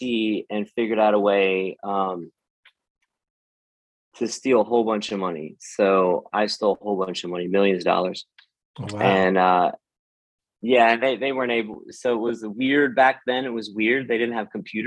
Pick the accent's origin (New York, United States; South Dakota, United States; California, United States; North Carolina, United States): North Carolina, United States; I was raised here in North Carolina